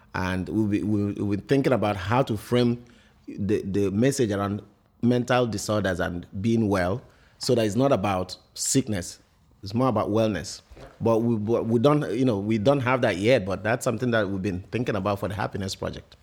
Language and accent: English; Imo, Nigeria; now in Connecticut, United States; I'm from Imo State in Ni-, in Nigeria